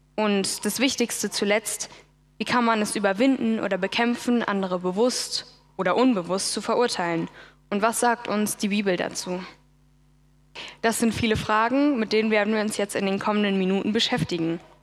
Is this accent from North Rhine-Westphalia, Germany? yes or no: no; Berlin, Germany; Ich bin aufgewachsen in Berlin als eine von vier Geschwistern